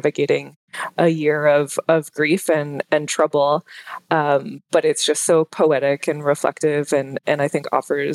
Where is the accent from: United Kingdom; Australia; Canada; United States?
Canada; Ottawa, Ontario; accent: Canadian; moved away; I'm originally from Ottawa, which is the capital of Canada.